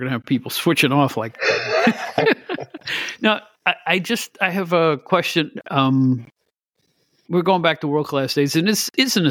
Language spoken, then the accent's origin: English; Albany, New York, United States; I'm from the Albany area.